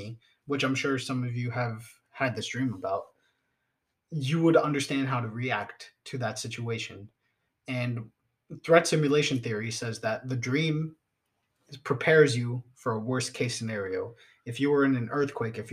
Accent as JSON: {"language": "English", "country": "United States", "said": "I'm an American too"}